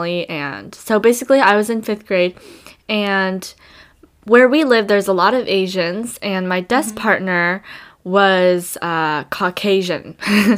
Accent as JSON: {"language": "English", "region": "California", "country": "United States", "tie": "born or raised there", "said": "I live in California, I was born there."}